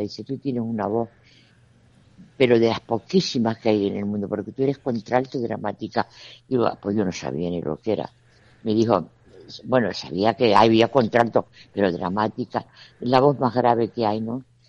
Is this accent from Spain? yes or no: yes; Canary Islands, Spain; lo que somos somos canarios